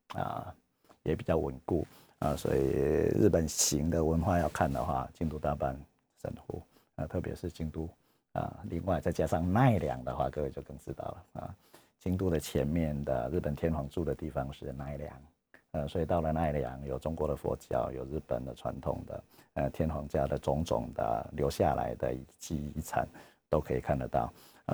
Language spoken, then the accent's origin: Chinese; Taiwan; 我们台湾人